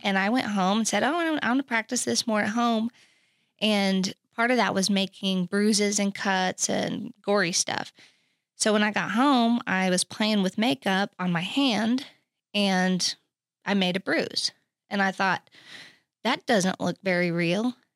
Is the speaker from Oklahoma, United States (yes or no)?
yes; Oklahoma City, Oklahoma, United States; moved away as an adult; also born or lived in Texas; I grew up in Oklahoma City